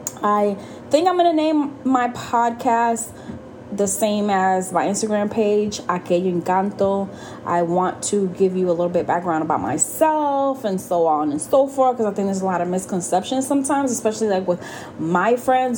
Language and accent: English; Puerto Rico; I grew up in Puerto Rico. I lived there off and on for a couple, and then I went back in my late teenage years